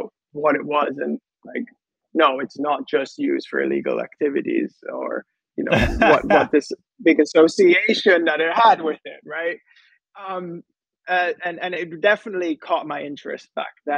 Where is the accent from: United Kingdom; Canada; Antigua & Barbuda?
Antigua & Barbuda; also born or lived in United States / San Francisco; I'm from Antigua. It's a small Caribbean island